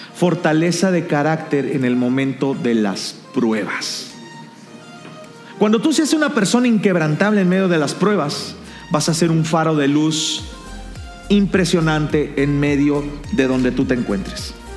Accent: Mexico

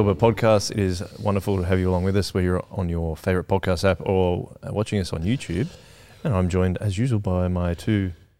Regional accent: Canberra, Australian Capital Territory, Australia; moved away; I was born in Canberra.

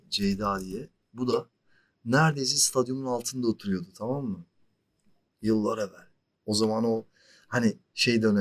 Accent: Turkey; Niye abi Türk'üm evet sıkıntı yok.

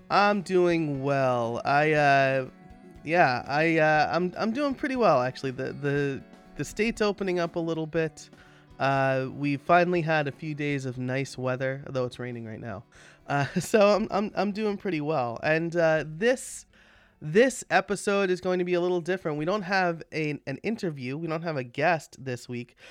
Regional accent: New York, United States; now in Pennsylvania, United States; As a New Yorker, uh, as somebody who grew up in New York

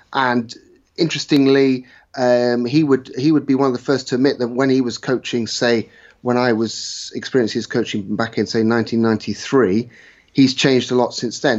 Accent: West Country, South West England, United Kingdom; I was brought up in the West Country, played my rugby mostly in the West Country

